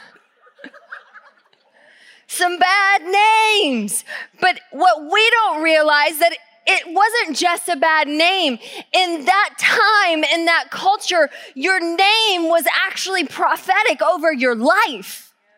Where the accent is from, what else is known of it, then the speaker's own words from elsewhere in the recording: Georgia, United States; now in Tacoma, United States; I grew up in Georgia.